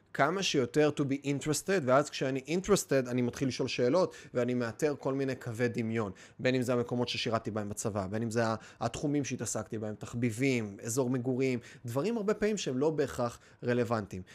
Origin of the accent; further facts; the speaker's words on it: Kiryat Bialik, Haifa District, Israel; גדלתי בקריית ביאליק, גדלתי בקריות